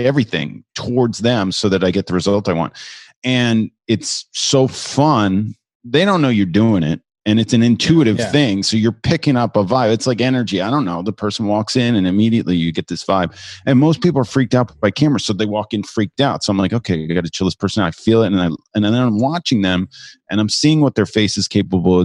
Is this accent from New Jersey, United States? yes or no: yes; New Jersey, United States; now in New York, United States; I'm originally from New Jersey. I'm a New Yorker now.